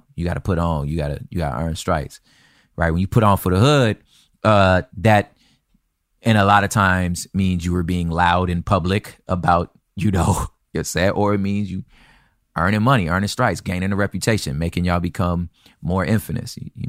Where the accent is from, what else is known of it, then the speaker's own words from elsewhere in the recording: the South, United States; That's, you know, I was from the South, but like, it's gang culture.